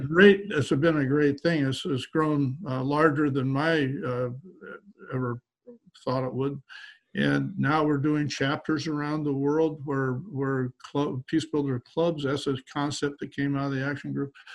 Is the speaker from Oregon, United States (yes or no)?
yes; Portland, Oregon, United States; my hometown of Portland